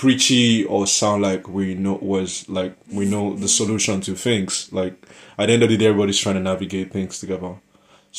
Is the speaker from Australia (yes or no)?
no; Nigeria; moved away; from my part of the world, I'm Nigerian. It's a huge thing back in Lagos